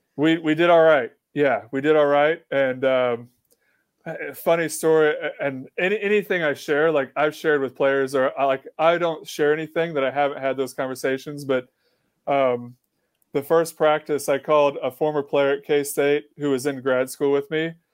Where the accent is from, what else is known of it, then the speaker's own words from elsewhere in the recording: Kansas, United States; moved away; I grew up in Kansas where volleyball is not a thing